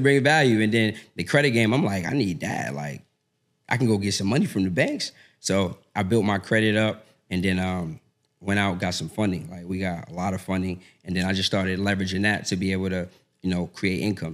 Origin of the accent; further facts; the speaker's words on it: Boston, Massachusetts, United States; moved away as an adult; now in Atlanta, United States; born and raised in Boston.